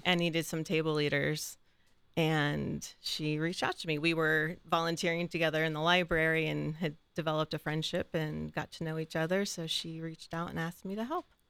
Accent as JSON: {"language": "English", "town": "Mingo Junction", "region": "Ohio", "country": "United States", "tie": "born or raised there", "also_born_or_lived": "Cleveland, Ohio", "moved": "as an adult", "lives_now": "Columbus, United States", "said": "I grew up in Eastern Ohio in Mingo Junction, for anybody who's been out that way, by Steubenville"}